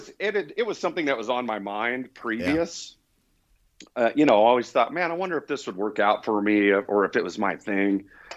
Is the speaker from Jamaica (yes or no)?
no; Indiana, United States; So I was born and raised in Indiana and lived there pretty much all the way through into adult life.